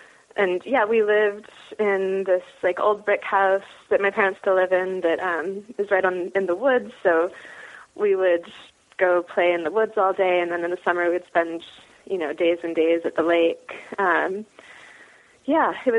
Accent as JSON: {"language": "English", "town": "Wolfeboro", "region": "New Hampshire", "country": "United States", "tie": "born or raised there", "also_born_or_lived": "Northampton, Massachusetts", "accent": "a little bit of a British accent", "moved": "yes", "lives_now": "Yellow Springs, United States", "said": "I grew up in a small town in New Hampshire, Wolfboro, New Hampshire"}